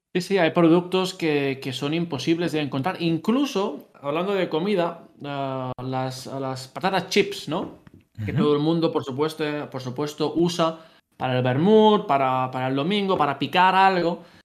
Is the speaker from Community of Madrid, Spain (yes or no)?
no; Castellar del Vallès, Catalonia, Spain; moved away as an adult; now in Utrecht, Netherlands; yo soy de Castellar del Vallés, es un pueblecito que está muy cerca de Barcelona